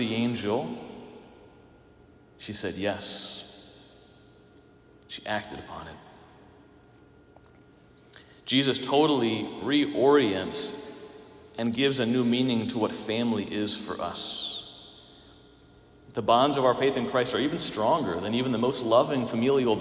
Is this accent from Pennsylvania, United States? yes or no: yes; Pennsylvania, United States; moved away as an adult; now in Minnesota, United States; I'm from Pennsylvania